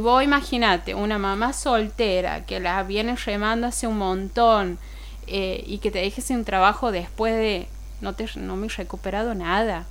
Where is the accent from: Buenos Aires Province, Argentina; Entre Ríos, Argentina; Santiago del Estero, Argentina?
Santiago del Estero, Argentina; Beltrán; also born or lived in Forres; vengo del interior, no es tan lejos. Vengo de Beltrán y Forres.